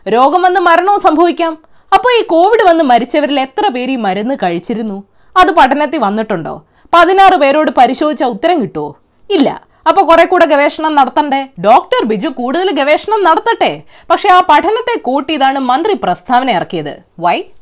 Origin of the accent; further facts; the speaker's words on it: Malayali, Kerala, India; ഒരു മലയാളി എന്ന നിലയിലും ഒരു സ്ത്രീ എന്ന നിലയിലും